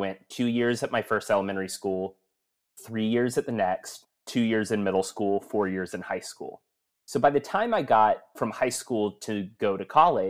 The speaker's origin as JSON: {"language": "English", "town": "Murfreesboro", "region": "Tennessee", "country": "United States", "tie": "born or raised there", "also_born_or_lived": "Florence, Alabama / Springfield, Missouri", "said": "And so I was born in Florence, Alabama. At 2 years old, moved to Springfield, Missouri. Lived in Springfield from when I was two until right after first grade. Then we moved to Murfreesboro, Tennessee, which is where I claim because I was there the longest of my childhood."}